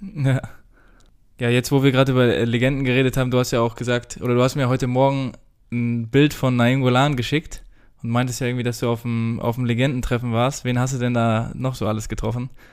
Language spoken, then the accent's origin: German; Germany; wir als, als Deutsche